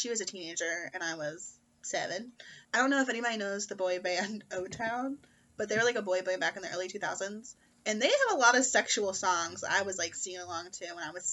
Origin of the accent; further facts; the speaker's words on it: the Bible Belt, United States; we were raised in the Bible Belt, too